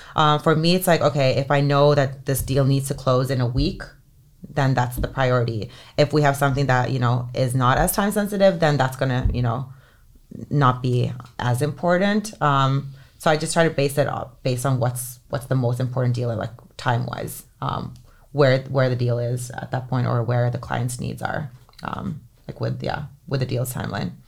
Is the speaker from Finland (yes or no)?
yes; Helsinki, Uusimaa, Finland; moved away; It's, like, the best high school in Helsinki where I grew up in Finland